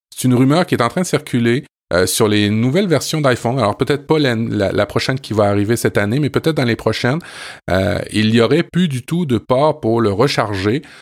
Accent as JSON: {"language": "French", "country": "France", "tie": "born or raised there", "moved": "yes", "lives_now": "Quebec, Canada", "said": "je suis né en France et je suis un expatrié français au Québec"}